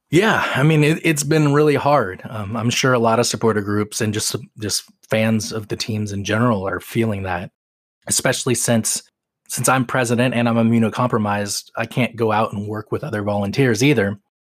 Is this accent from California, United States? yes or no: no; Seattle, Washington, United States; I grew up in Seattle as a Tacoma Stars fan